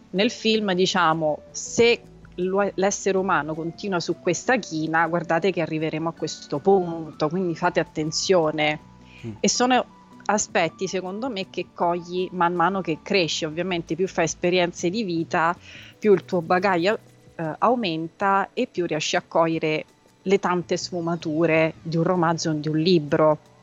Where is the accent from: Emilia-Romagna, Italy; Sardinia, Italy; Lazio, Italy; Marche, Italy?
Lazio, Italy; Rome; also born or lived in Pitigliano, Tuscany; io sono nata a Roma, cresciuta per metà a Roma e per metà in Toscana